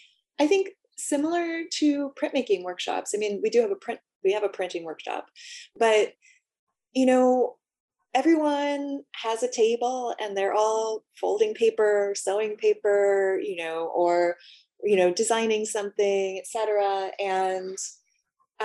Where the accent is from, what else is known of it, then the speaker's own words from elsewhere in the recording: Los Angeles, California, United States; also born or lived in San Diego; I'm from Los Angeles, but actually, yeah, spent a lot of time in San Diego growing up.